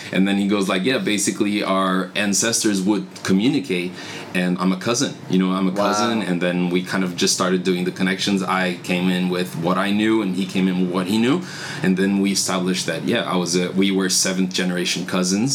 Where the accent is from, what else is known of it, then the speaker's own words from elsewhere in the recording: Brazil; first language Portuguese; English is a second language; moved away as an adult; now in France; I live in France, but I was originally born in Brazil.